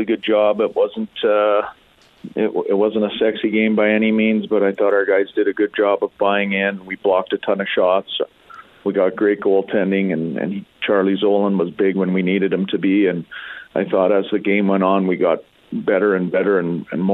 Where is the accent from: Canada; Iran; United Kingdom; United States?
Canada; Alberta; growing up in Alberta